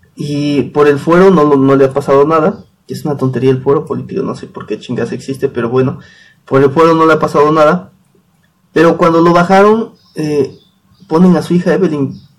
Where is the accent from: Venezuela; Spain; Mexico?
Mexico; Tatlisco, Puebla; yo soy de Tatlisco, una comunidad de Puebla